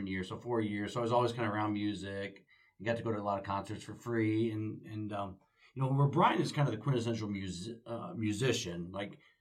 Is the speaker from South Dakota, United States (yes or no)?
yes; Winner, South Dakota, United States; moved away as an adult; also born or lived in Northern Iowa; now in Des Moines, United States; I'm from South Central South Dakota near the Rosebud Indian Reservation. So it's about 8 hours from here, Winter, South Dakota